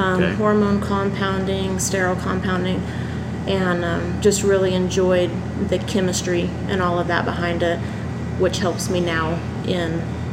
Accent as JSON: {"language": "English", "town": "Brownwood", "region": "Texas", "country": "United States", "tie": "born or raised there", "also_born_or_lived": "Arizona / Stephenville", "said": "I was born in Arizona. We moved here when I was, I guess, six. We moved to Brownwood so my dad could go to Howard Payne for seminary so he could become a pastor."}